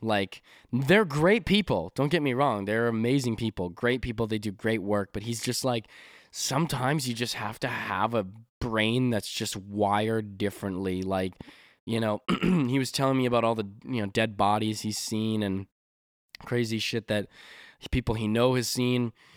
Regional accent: Canada; 'cause I'm from Canada, we don't really say y'all

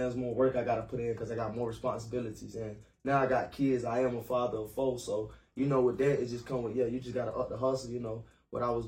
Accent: Carolina, United States; I've been in Carolina pretty much all my life

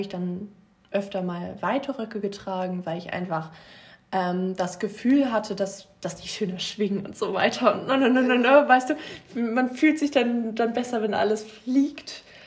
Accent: Meggen, Lucerne, Switzerland; moved away; aber ich bin in Meggen groß geworden.

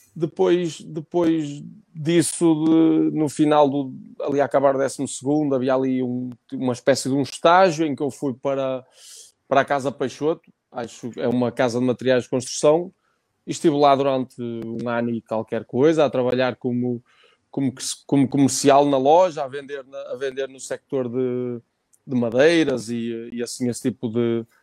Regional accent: Barcelos, Norte, Portugal; no hospital, no hospital Barcelos, natural da freguesia de Silveiros, de, de, de Barcelos

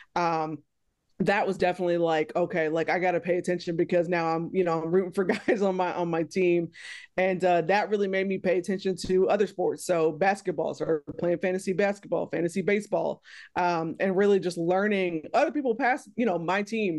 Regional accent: Texas, United States; moved away; I'm from Texas originally

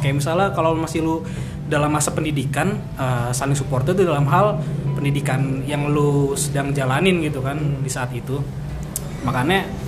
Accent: Depok, West Java, Indonesia; also born or lived in Petamburan, Jakarta; gua pindah nih dari Petamburan ke Depok

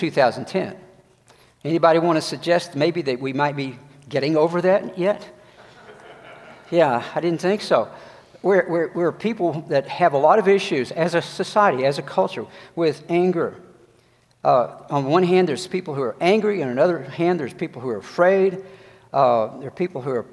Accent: Georgia, United States; growing up in the South in Georgia

